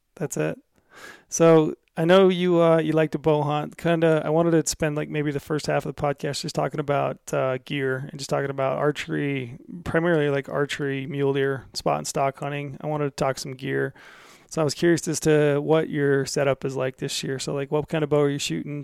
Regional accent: Utah, United States; we're both from Utah

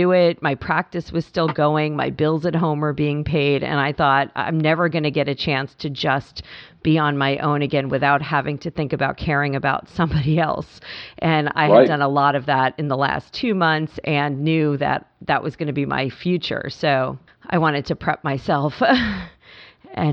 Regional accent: Long Island, New York, United States; moved away; also born or lived in Pennsylvania; cousins in Annapolis that I grew up with on Long Island

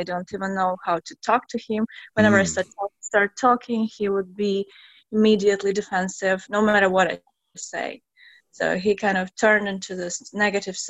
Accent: Latvia; moved away as an adult; now in Seoul, South Korea; originally I'm from Latvia, a tiny country in Europe, and I came here and it was the first time I ever leave my home country

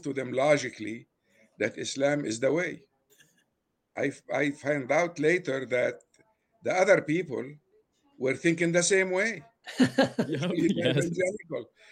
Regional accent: Beirut, Beirut Governorate, Lebanon; first language Arabic; English is a second language; moved away as an adult; now in United States; I was born in Beirut, Lebanon, in 1944.

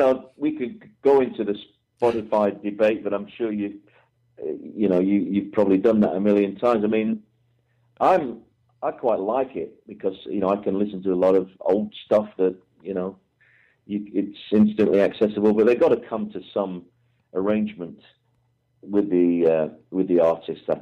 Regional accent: England, United Kingdom; I'm an English guy

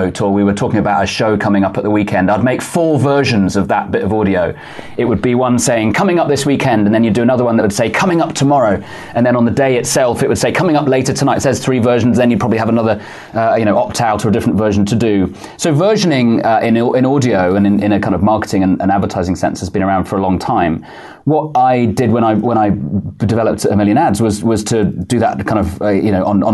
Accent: United Kingdom; moved away as an adult; also born or lived in Manchester; now in New York, United States; I'm a Brit, lived in the UK most of my life

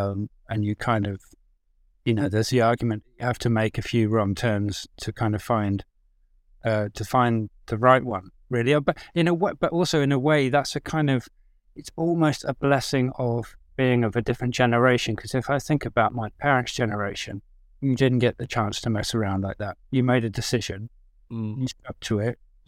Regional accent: South East England, United Kingdom; I grew up in Oxfordshire. I didn't know anybody who worked in film and TV.

